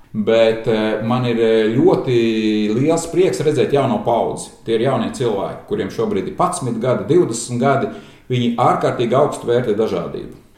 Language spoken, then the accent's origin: Latvian; Vidzeme, Latvia; mēs arī kā vidzemnieki